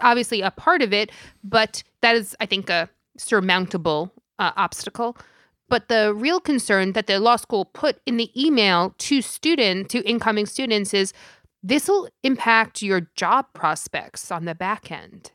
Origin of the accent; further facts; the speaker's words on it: New York, United States; I am from New York and I am Italian